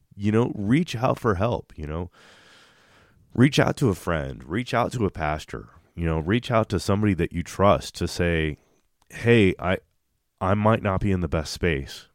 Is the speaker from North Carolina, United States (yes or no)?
no; Kansas City, Missouri, United States; we're from Kansas City